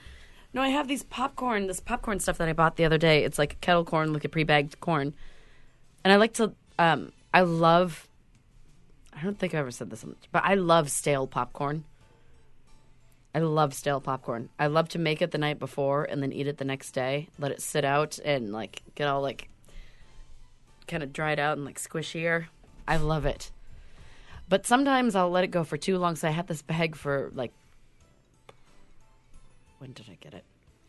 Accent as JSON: {"language": "English", "country": "United States", "said": "Because I'm American."}